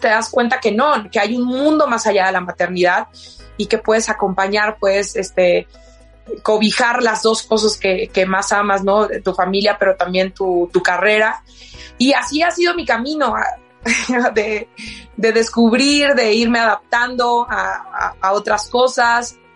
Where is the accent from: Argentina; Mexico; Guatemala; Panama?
Mexico; La Piedad, Michoacán; Yo soy de La Piedad, Michoacán, y trabajaba